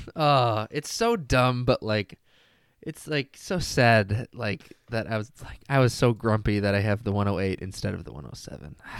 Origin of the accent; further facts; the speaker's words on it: Washington, United States; now in Michigan, United States; I grew up in Washington